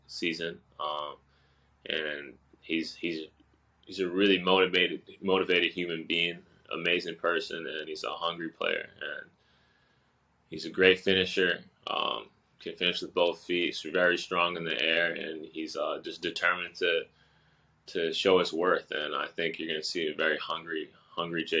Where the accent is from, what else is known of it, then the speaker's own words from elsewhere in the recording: Boston, Massachusetts, United States; also born or lived in Osaka, Japan; I was born in Osaka, Japan, and I moved over to Boston when I was 4 years old, and I grew up there